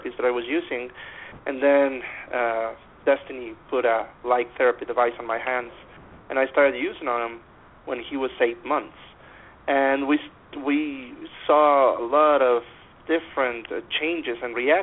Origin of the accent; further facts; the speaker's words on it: near Monterrey, Nuevo León, Mexico; I am a certified dentist in Mexico. It's in my hometown. It's near Monterrey, Mexico, in the northern part of it.